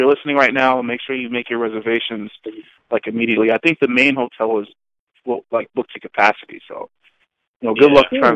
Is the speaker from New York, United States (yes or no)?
yes; New York, United States; I'm from New York